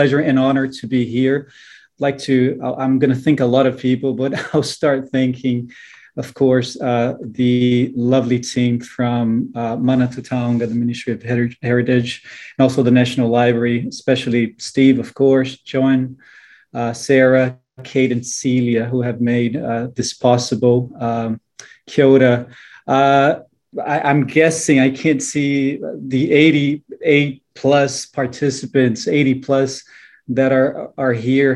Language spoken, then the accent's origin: English; Brazil; moved away as an adult; now in New Zealand; Of course, I'm Brazilian by birth. But I've been calling Aotearoa New Zealand home for more than 12 years now